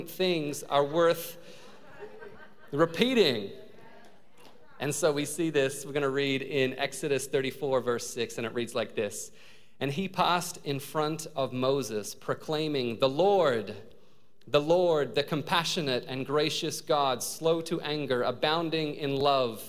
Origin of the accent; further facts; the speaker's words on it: Australia; also born or lived in New Zealand; now in United States; I was born in New Zealand. I grew up in Australia.